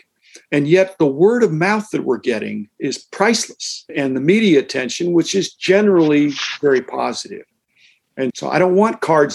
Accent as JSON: {"language": "English", "country": "United States", "said": "I'm an American capitalist."}